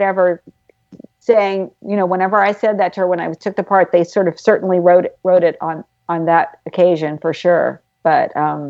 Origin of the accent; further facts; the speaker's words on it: the South, United States; accent: Southern; so that when I went to New York, you know, one of the other things I had to do was get rid of my Southern accent. I had to lose it.